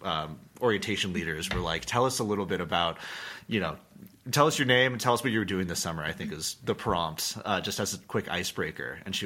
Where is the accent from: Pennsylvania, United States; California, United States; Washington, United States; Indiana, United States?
California, United States; Southern; Originally both from California. I'm from Southern California.